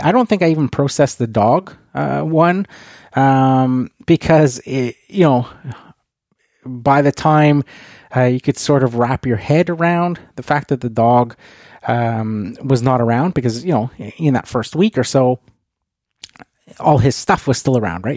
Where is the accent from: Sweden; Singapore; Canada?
Canada; being Canadian